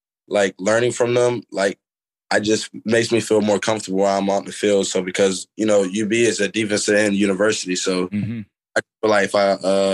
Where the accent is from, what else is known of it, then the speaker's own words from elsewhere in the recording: Tallahassee, Florida, United States; moved away; growing up in Tallahassee, where I'm from